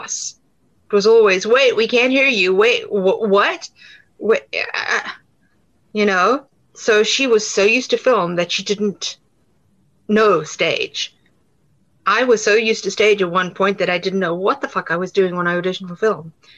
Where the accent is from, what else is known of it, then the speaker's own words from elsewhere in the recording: South Africa; accent: South African; moved away as an adult; now in United States; I will never fully lose my South African accent